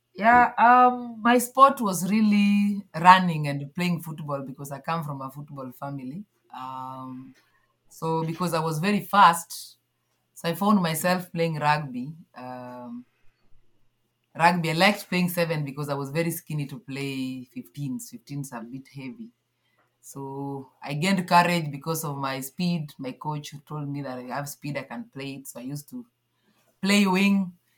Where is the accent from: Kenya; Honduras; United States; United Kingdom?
Kenya; Kakimba, Nyanza; moved away as an adult; now in Nairobi, Kenya; I grew up at some village called Kakimba in uh, Nyanza part of Kenya